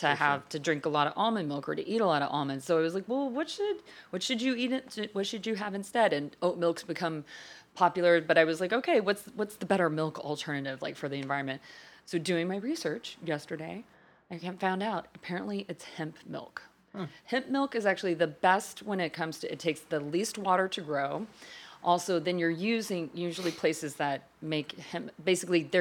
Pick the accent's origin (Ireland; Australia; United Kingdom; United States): United Kingdom; Wales; We're just the Welsh.